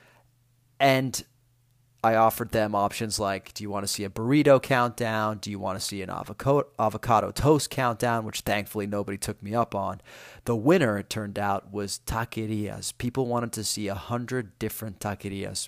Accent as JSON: {"language": "English", "town": "Rome", "region": "Lazio", "country": "Italy", "moved": "yes", "lives_now": "Los Angeles, United States", "said": "I am Italian from Italy, from Rome"}